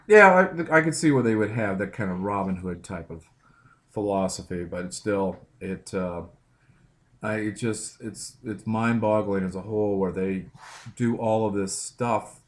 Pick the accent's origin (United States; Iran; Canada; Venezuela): United States; Midwest; And then I grew up in the Midwest